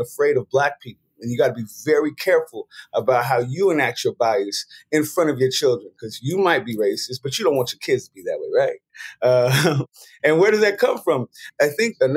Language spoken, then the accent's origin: English; San Francisco, California, United States; I'm from San Francisco, Hunters Point